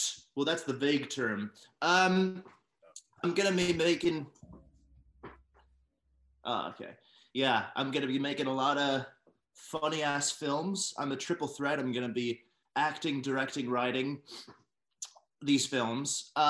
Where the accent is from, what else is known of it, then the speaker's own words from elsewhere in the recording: New York City, New York, United States; also born or lived in Brooklyn; born and raised, in Manhattan for 12 years and then Brooklyn ever since.